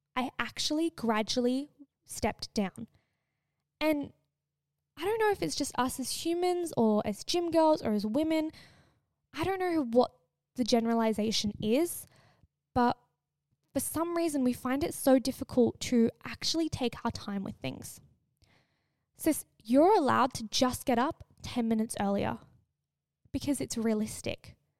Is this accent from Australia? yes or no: yes; Australia; growing up in Australia, every kid, I swear, either goes to Bali or on a cruise. I was not that kid